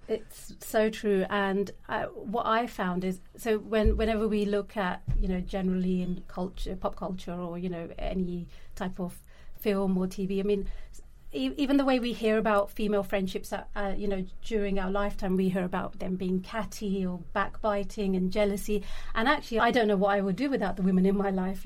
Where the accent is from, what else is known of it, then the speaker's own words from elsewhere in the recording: London, United Kingdom; I grew up in London. I I've seen different parts of London in different kind of ways. I've come from a really working class uh, background and grew up in East London